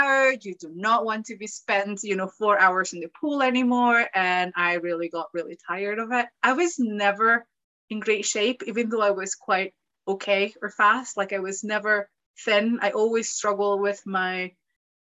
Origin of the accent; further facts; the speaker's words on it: Mexico; moved away as an adult; now in Glasgow, United Kingdom; I'm from Mexico